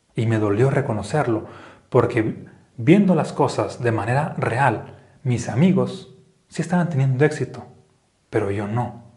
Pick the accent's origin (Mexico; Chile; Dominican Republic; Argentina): Mexico; now in Aguascalientes, Mexico; como un mexicano pienso